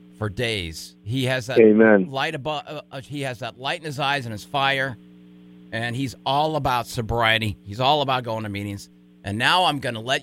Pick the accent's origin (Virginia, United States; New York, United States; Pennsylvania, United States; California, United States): California, United States; San Diego; now in Bismarck, United States; I'm from San Diego, so I have a lot of people I stay in touch